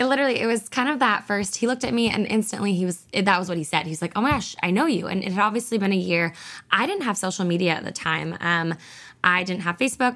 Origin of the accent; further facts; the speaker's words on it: about an hour north of Seattle, Washington, United States; I'm up from about an hour north of Seattle. So, we actually moved back to my hometown